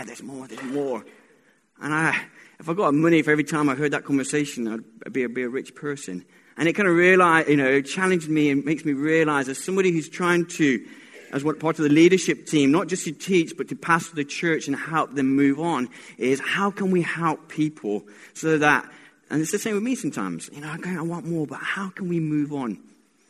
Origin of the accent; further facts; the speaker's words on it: Colombia; I was born in Colombia